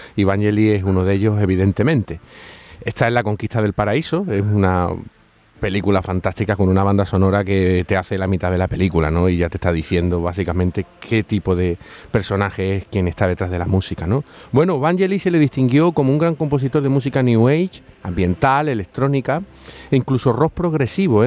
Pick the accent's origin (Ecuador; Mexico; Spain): Spain; Andalusia; accent: Andalusian; mi acento andaluz